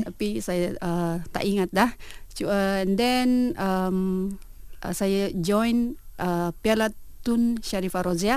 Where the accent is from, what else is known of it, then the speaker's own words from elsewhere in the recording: Sabah, Malaysia; moved away as an adult; saya berasal dari Sabah. Mm-hmm. So kampung saya memang uh, aktif dengan bola sepak